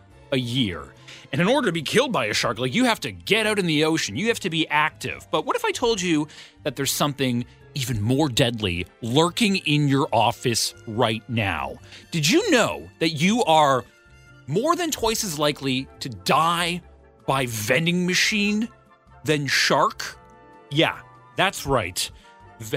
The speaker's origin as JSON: {"language": "English", "town": "Ottawa", "region": "Ontario", "country": "Canada", "tie": "born or raised there", "moved": "yes", "said": "my hometown"}